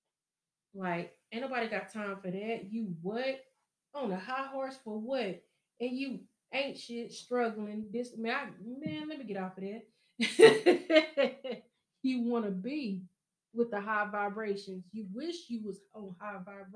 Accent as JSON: {"language": "English", "area": "Show Me State", "region": "Missouri", "country": "United States", "said": "I'm from Show Me State"}